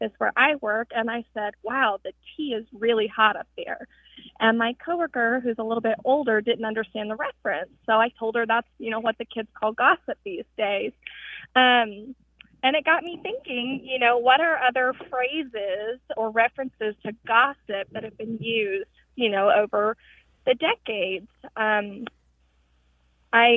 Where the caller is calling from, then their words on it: Denton, Texas, United States; I'm calling from Denton, Texas